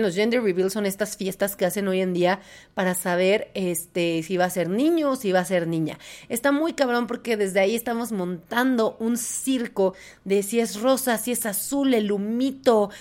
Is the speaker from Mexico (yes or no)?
yes; Puebla, Mexico; yo soy de Puebla